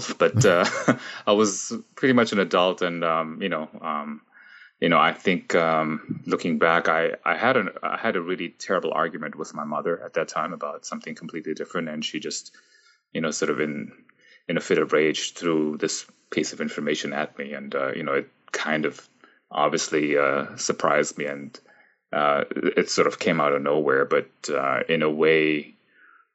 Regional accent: Frankfurt, Hesse, Germany; moved away as an adult; also born or lived in United States; now in Toronto, Canada; when I was very little, I grew up in Frankfurt, Germany.

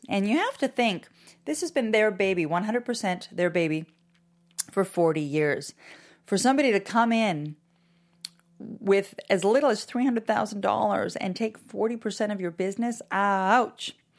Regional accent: Canada; now in Miami, United States; I'm Canadian

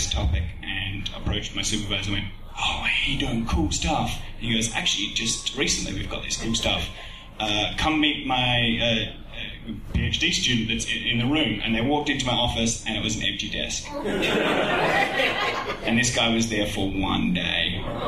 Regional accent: Australia; as an Australian

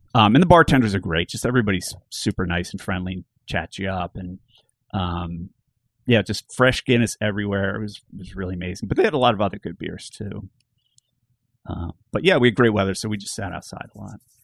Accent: Bucks County, Pennsylvania, United States; I grew up in Bucks County, Pennsylvania

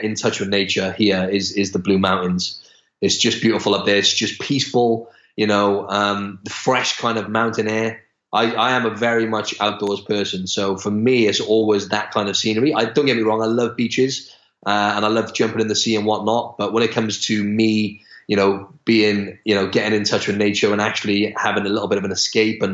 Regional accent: Wales, United Kingdom; moved away as an adult; now in Australia; I'm from Wales in the UK, and I've lived in Australia for almost 2 years now

